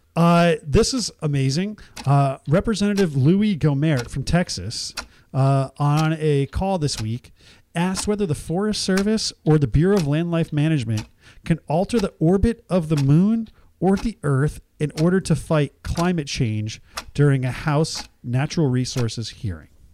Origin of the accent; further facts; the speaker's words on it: Nigeria; now in United States; I was born in Nigeria